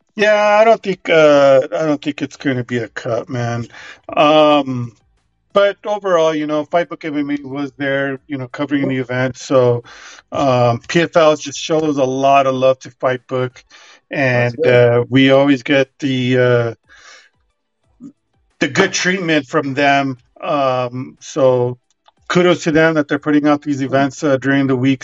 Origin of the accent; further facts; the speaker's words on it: Albuquerque, New Mexico, United States; covering one of their events here in, in Albuquerque